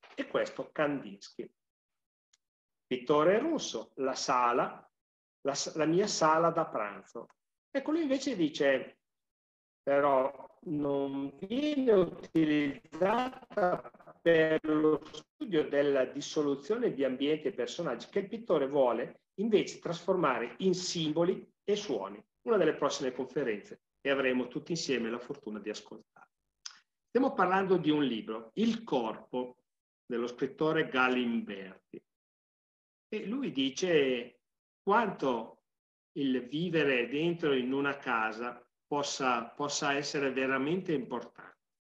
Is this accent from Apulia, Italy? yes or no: no; Sesto Calende, Lombardy, Italy; io sono di Sesto Calende